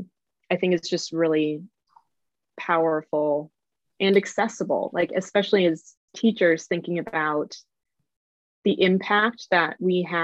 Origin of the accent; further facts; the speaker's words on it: just outside of Chicago, Illinois, United States; I grew up just outside of Chicago